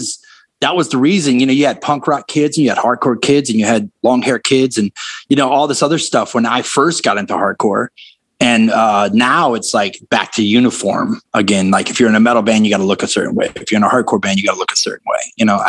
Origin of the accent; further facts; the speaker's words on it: the South, United States; I mean, I grew up in the South with that band, so I loved them.